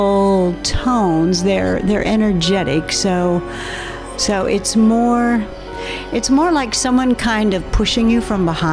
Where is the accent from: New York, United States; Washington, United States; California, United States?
Washington, United States; born or raised there; moved away as an adult; also born or lived in Arizona